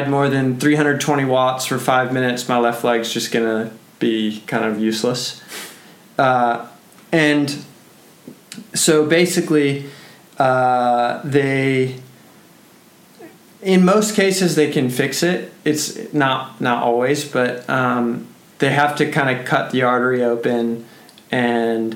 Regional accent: United States; as an American rider

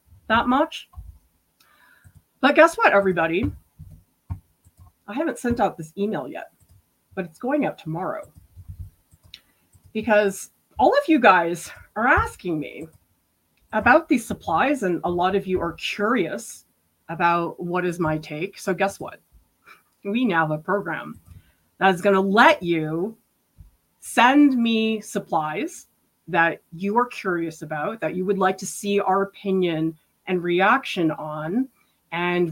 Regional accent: Boston, Massachusetts, United States; where I grew up in Boston

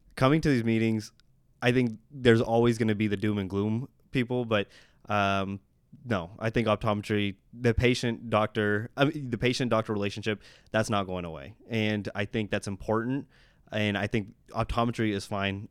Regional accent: Oklahoma, United States; I'm from Oklahoma

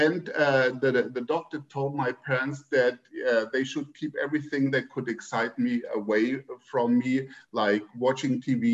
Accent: Germany; born or raised there; moved away

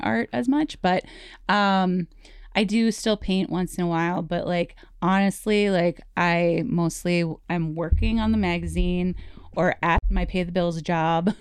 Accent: Sheldon, Wisconsin, United States; moved away; also born or lived in Twin Cities, Minnesota; So we moved to Sheldon when I was, like, eight

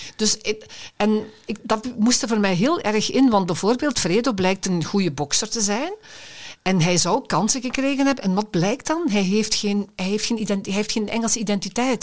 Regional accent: Limburg, Belgium; now in Brabant, Belgium; ik ben Limburger van aard. Hè, en ik woon al heel lang in Brabant

